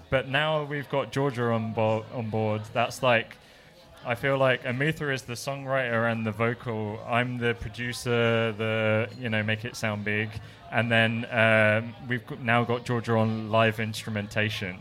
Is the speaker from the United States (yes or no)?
no; England, United Kingdom; now in Melbourne, Australia; I'm English